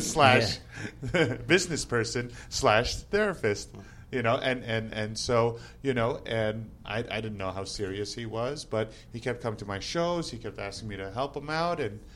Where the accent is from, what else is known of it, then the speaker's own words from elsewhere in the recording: New Jersey, United States; moved away as an adult; also born or lived in New York City; now in Las Vegas, United States; I was born in New Jersey, actually.